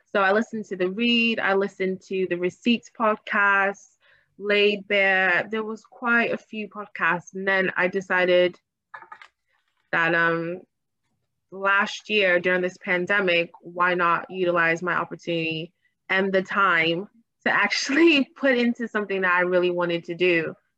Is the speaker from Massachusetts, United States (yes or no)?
yes; Boston, Massachusetts, United States; moved away as an adult; also born or lived in Hampton, Virginia / Washington, District of Columbia, United States; now in London, United Kingdom; my hometown is Boston